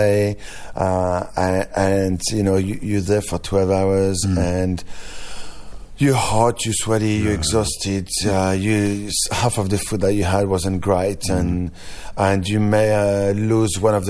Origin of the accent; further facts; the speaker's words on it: France; accent: French; English is a second language; now in Australia; my French accent is getting stronger every year